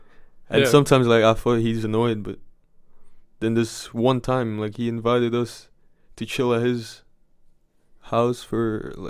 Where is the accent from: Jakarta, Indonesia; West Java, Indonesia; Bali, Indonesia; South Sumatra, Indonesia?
Bali, Indonesia; now in Netherlands; So I'm from Bali in Indonesia.